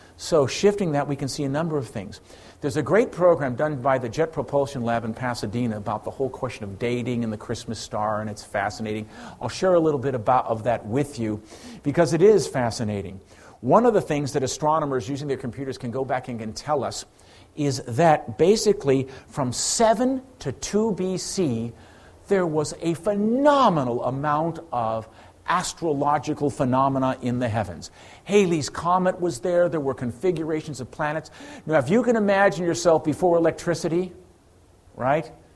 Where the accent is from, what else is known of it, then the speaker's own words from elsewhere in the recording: Ireland; I'm Irish